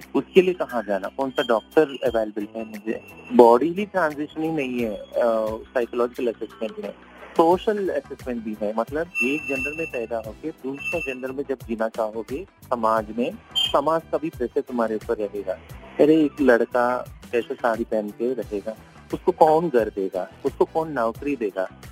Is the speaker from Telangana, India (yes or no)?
yes; Hyderabad, Telangana, India; मैं हैदराबाद से हूँ